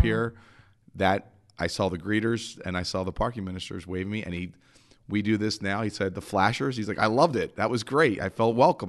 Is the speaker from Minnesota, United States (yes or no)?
no; Philadelphia, Pennsylvania, United States; I'm from Philly. I'm the Northeast.